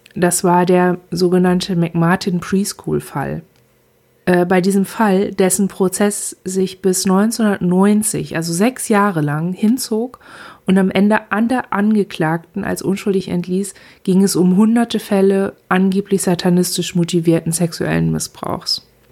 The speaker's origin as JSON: {"language": "German", "country": "Germany", "said": "ich schaue als Deutsche"}